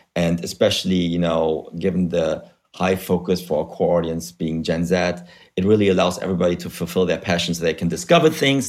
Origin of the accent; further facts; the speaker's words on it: Germany; English is a second language; moved away as an adult; also born or lived in Spain / Africa / United States; now in London, United Kingdom; as you can hear from my weird accent, uh, I'm originally from Germany where I study economics, but I left, uh, gosh, uh, eternity ago, I think over 15 years ago